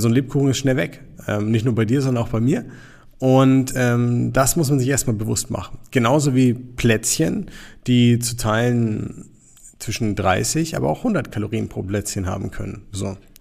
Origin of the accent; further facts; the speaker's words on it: Nuremberg, Bavaria, Germany; wir kommen jetzt hier aus Nürnberg